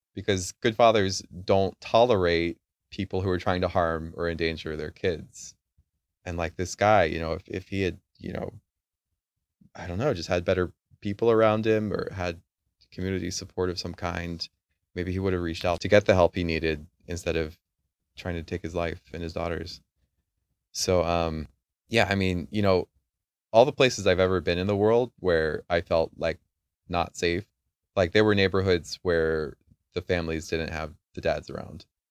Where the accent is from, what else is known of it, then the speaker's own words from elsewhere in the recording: United States; moved away; I grew up in America, I've seen a lot of America